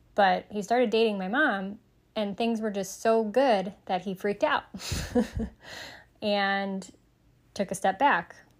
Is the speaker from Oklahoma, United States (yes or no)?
no; Sterling Heights, Michigan, United States; I grew up in Sterling Heights, Michigan